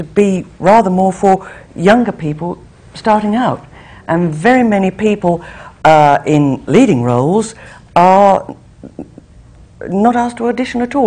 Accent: London, United Kingdom; I was brought up in the East End of London

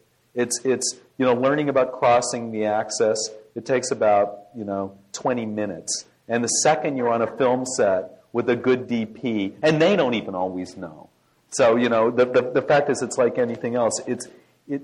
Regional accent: Ontario, Canada; moved away as an adult; also born or lived in La Jolla, California; I grew up in Canada, where we have something called the National Film Board

